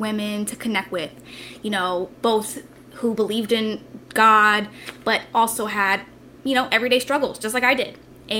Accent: Florida, United States; moved away as an adult; now in Dallas, United States; I'm actually originally from Florida, and I'm a new Dallas, Texas resident.

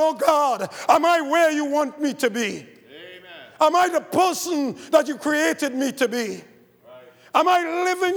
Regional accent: Trinidad & Tobago; I grew up in the Catholic Church in Trinidad

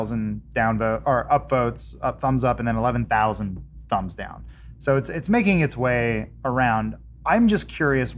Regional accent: United States; I'm from America.

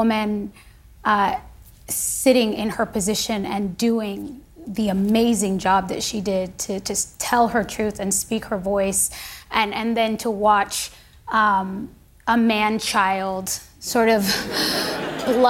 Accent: United States; I am a patriot. I am an American

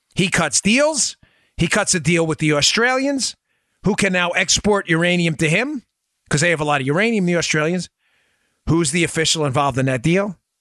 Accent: New York City, New York, United States; growing up in Queens

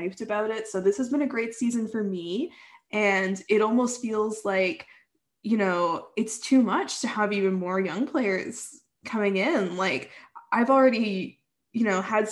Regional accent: Ottawa, Ontario, Canada; I'm from Canada

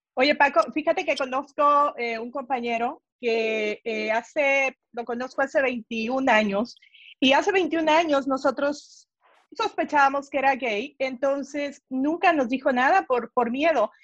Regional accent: El Salvador; now in Los Angeles, United States; yo soy del Salvador

